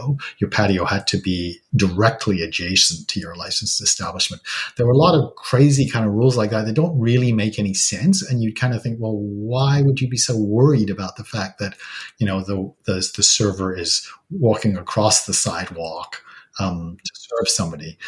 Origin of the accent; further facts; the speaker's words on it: England, United Kingdom; now in British Columbia, Canada; I'm originally from England